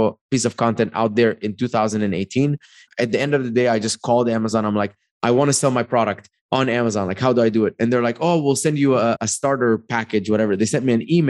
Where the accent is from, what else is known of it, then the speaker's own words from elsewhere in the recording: Dubai, United Arab Emirates; also born or lived in Egypt; now in United States; came to America in 2011. I grew up in Dubai. I was born in Egypt.